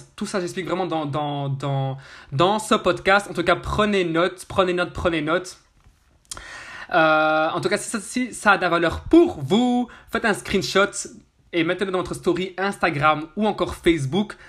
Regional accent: Brussels, Brussels-Capital Region, Belgium; Je suis de Bruxelles, Belgique

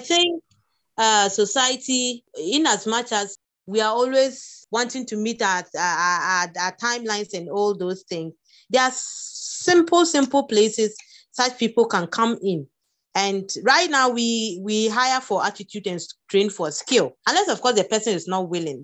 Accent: Upper West, Ghana; growing up in Upper West

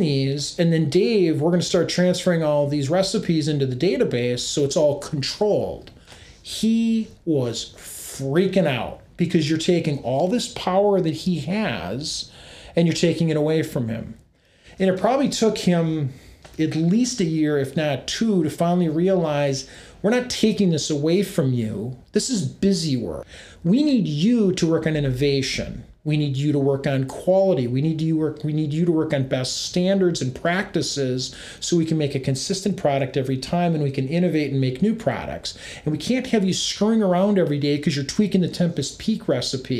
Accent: United States; you were Americans. You were very proud of being an American.

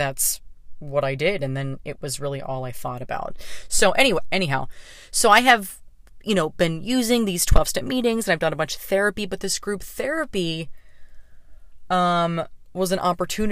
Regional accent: Pittsburgh, Pennsylvania, United States; moved away as an adult; now in Los Angeles, United States; me coming home to Pittsburgh

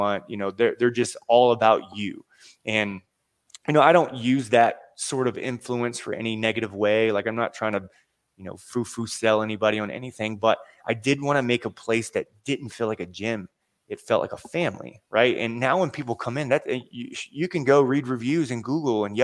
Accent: Seven Cities area of Virginia, United States; I'm from the Seven Cities area of Virginia.

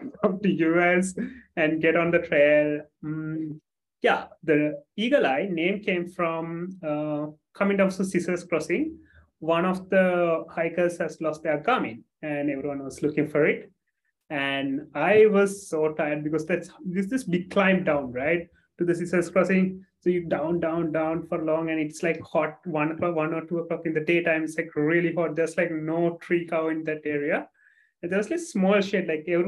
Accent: Sri Lanka; I'm from Sri Lanka, small country just below India

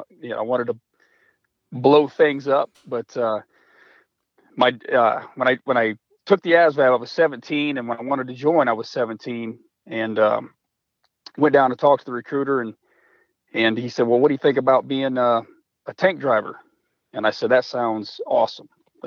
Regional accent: Omaha, Nebraska, United States; moved away as an adult; like you said. I'm from Omaha, Nebraska, originally.

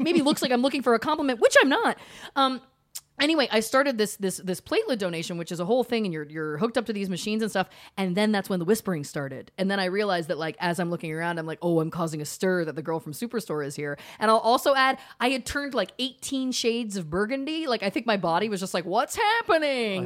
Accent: Canada; now in United States; As a Canadian

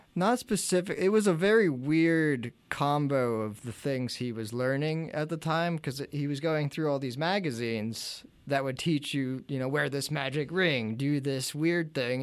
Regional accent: New Bethlehem, Pennsylvania, United States; we're from New Bethlehem

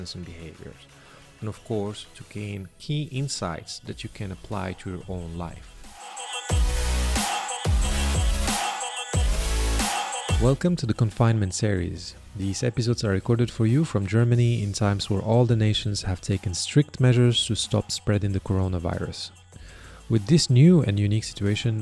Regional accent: Morocco; We're both from there.

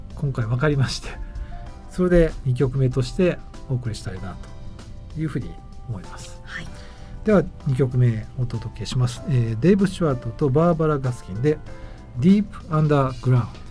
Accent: Tokyo, Japan; 僕もあの地元の東京のねあの区の

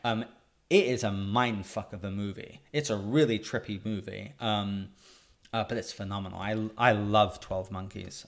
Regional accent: England, United Kingdom; moved away; I'm a Brit, I'm a British kid

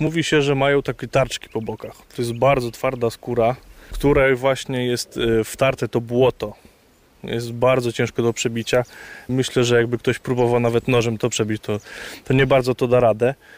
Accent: Poniatowa, Lublin Voivodeship, Poland; moved away; Ja pochodzę z Nadleśnictwa Kraśnik, dokładnie z Poniatowej

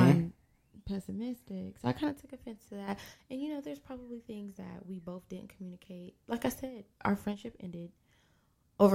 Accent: West Virginia, United States; So I've had friends in West Virginia, because I'm partially from West Virginia.

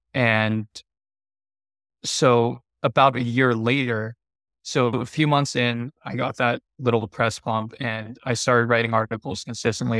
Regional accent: Pennsylvania, United States; moved away as an adult; also born or lived in Thailand / Bali / Hawaii; I grew up in the Midwest in, in Pennsylvania

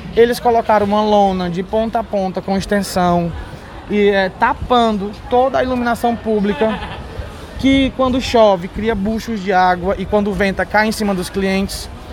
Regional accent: Fortaleza, Ceará, Brazil; Nós somos cearenses, somos fortalezenses, somos nativos

